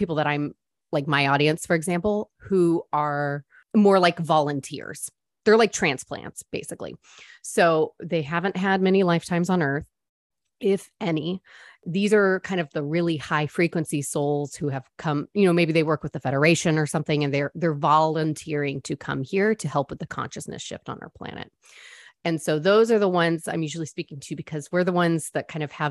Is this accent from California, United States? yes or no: yes; San Diego, California, United States; now in Texas, United States; I'm from San Diego